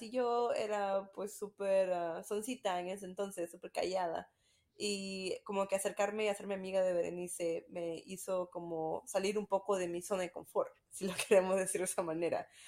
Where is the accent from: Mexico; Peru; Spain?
Peru; also born or lived in Utah; now in Greenville, United States; soy de Perú. Estoy ahorita viviendo en Greenville, South Carolina, pero mi familia vive en Utah